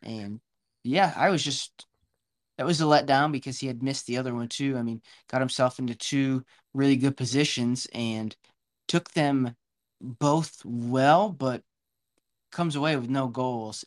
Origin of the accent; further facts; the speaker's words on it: United States; as an American